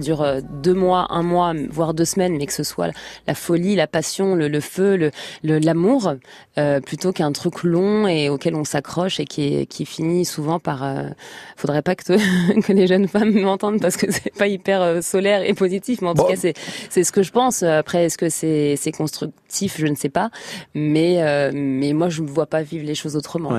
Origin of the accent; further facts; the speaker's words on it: Trappes, Île-de-France, France; j'ai grandi à Trappes dans le 118 dans une famille modeste